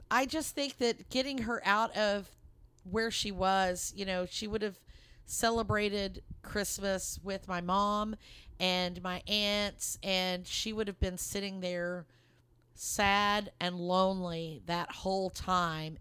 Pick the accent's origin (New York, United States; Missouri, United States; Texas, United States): Texas, United States; Lubbock; moved away as an adult; now in Dallas, United States; we're originally from the Lubbock, Texas area, and that's where my, um, in-laws lived, and that's where Mark and I were born and raised. And we live in the Dallas area now